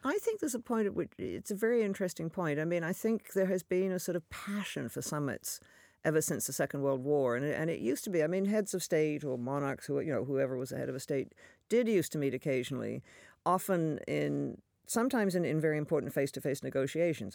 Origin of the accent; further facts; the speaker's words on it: Canada; a Canadian